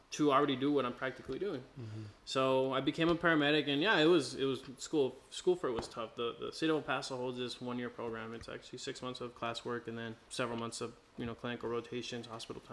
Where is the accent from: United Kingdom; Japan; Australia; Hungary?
Australia; moved away; I'm Aussie